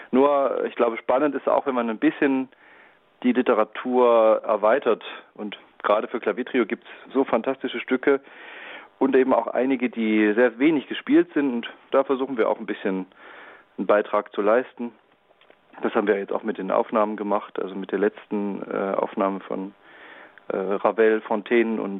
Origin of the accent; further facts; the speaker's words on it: Leipzig, Saxony, Germany; ich als Leipziger, ich bin vielleicht besonders äh, glücklich, wenn wir äh, Werk von Robert Schumann spielen.